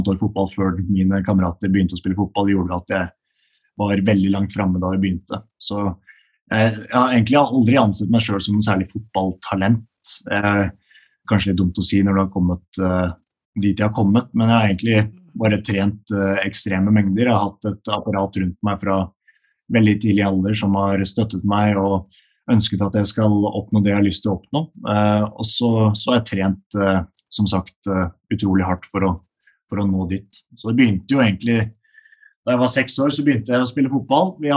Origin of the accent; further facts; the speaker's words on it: Rælingen, Akershus, Norway; moved away; jeg kommer jo fra Rælingen. Det er et uh, lite sted utenfor uh, Lillestrøm. Så uh, jeg, jeg, vokste opp der med mine, mine foreldre og mine to eldre søstre.